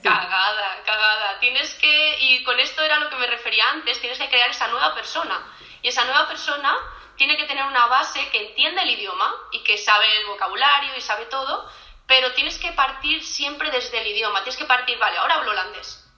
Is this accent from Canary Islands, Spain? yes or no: no; Premià de Mar, Catalonia, Spain; moved away as an adult; also born or lived in Edinburgh; now in Utrecht, Netherlands; soy de un pueblecito cerca de Barcelona, de Premia de Mar